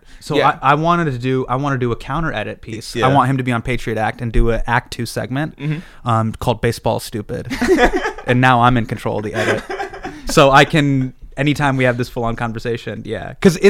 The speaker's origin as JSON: {"language": "English", "town": "Davis", "region": "California", "country": "United States", "tie": "born or raised there", "also_born_or_lived": "Los Angeles, California", "moved": "as an adult", "lives_now": "New York, United States", "said": "I grew up in Davis, California."}